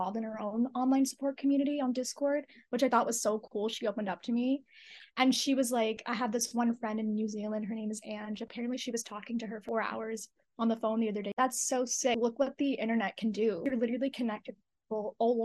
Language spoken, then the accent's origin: English; United States; I grew up in America. I'm first generation. My parents are immigrants